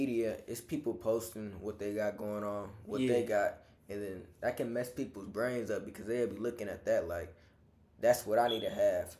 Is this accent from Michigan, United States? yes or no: yes; Detroit, Michigan, United States; growing up in Detroit